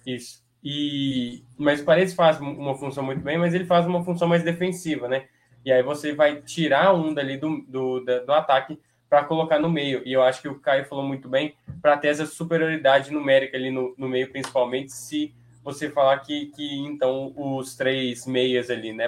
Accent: Brazil; eu, como brasileiro

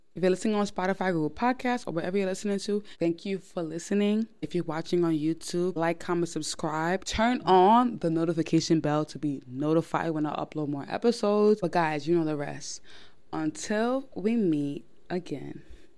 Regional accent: New York, United States; I am born and raised in New York

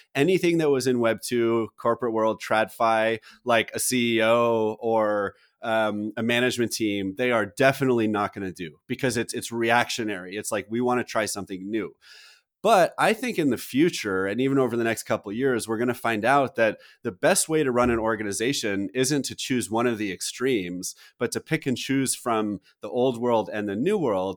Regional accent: United States; as an American citizen and generally a patriot

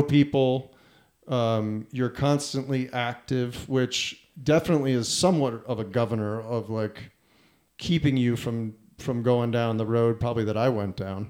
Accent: New Jersey, United States; moved away; also born or lived in Key West; I grew up in New Jersey

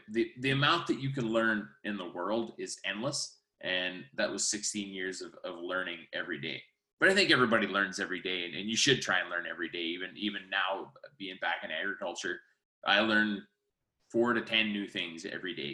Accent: Saskatchewan, Canada; where I come from

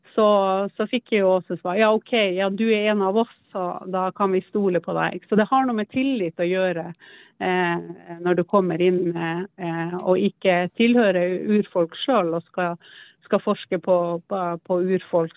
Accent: Troms, Norway; moved away as an adult; also born or lived in Alta / Oslo; jeg kom opp fra Nord-Troms

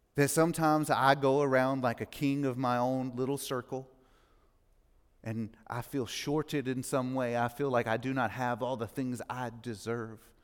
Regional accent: Mississippi, United States; now in Franklin, United States; I grew up in Mississippi, not a great part of Mississippi.

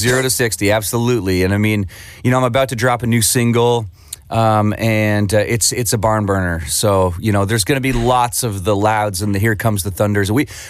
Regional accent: St. Catharines, Ontario, Canada; St. Catharines, which was my hometown

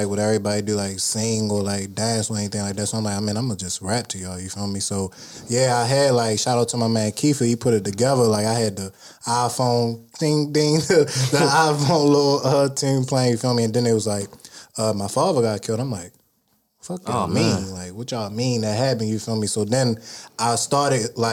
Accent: Baltimore, Maryland, United States; I'm from Baltimore.

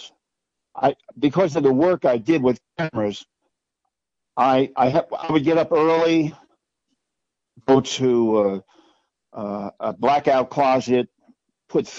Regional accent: Orange County, New York, United States; I grew up in Orange County, New York.

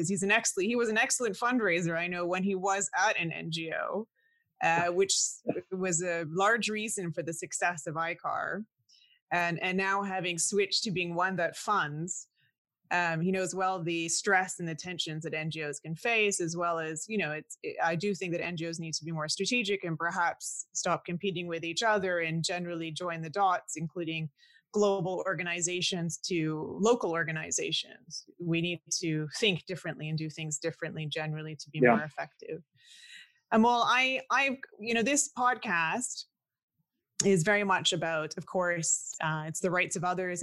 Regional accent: Canada; because I'm also Canadian, and I'm also, I don't know if you call us the second generation Canadian born, well, first generation born in Canada

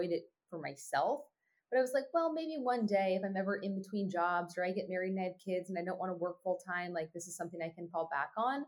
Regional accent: California, United States; also born or lived in Oregon; California, where my hometown was

